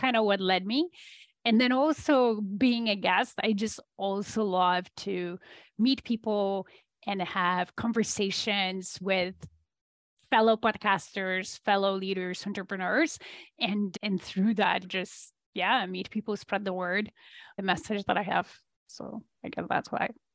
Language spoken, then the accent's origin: English; Poland; moved away as an adult; I am Polish originally, so I was born in Poland under communist regime still.